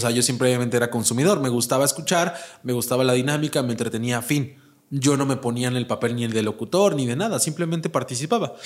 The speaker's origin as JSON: {"language": "Spanish", "region": "Puebla", "country": "Mexico", "tie": "born or raised there", "moved": "as an adult", "lives_now": "Mexico City, Mexico", "said": "yo que soy originario de Puebla"}